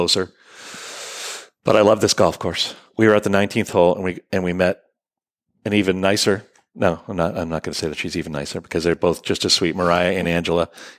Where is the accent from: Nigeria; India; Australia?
Australia; Unless we're Australian, we say H, right?